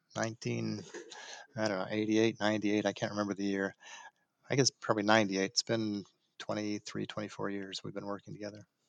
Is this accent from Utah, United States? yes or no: yes; Salt Lake City, Utah, United States; moved away as an adult; now in Dallas, United States; was born in Salt Lake City